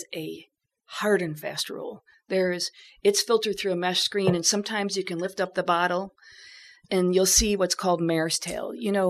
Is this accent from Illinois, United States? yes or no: yes; Chicago, Illinois, United States; I'm from Chicago.